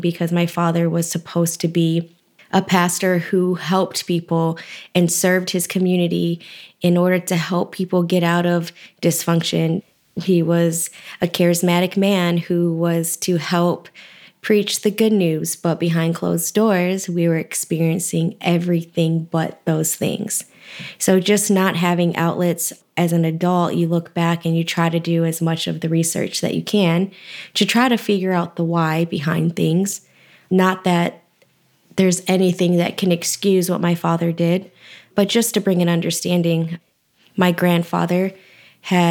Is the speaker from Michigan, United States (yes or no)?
yes; Lansing, Michigan, United States; also born or lived in Texas; I was born in Texas, but raised in Lansing, Michigan